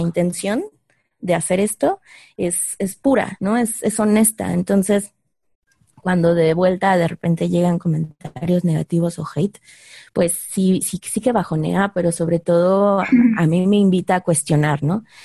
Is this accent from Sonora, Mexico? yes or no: no; Mexico City, Mexico; los que estamos más viejitos y crecimos en la Ciudad de México